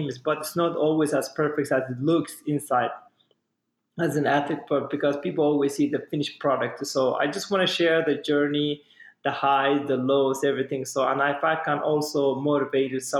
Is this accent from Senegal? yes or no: no; Somalia; now in United States; I'm from Somalia